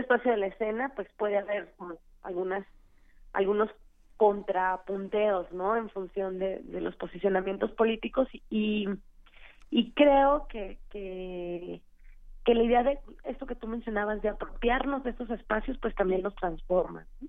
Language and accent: Spanish; Tijuana, Baja California, Mexico; now in Mexico City, Mexico; yo soy de Tijuana, yo tocaba en una banda en Tijuana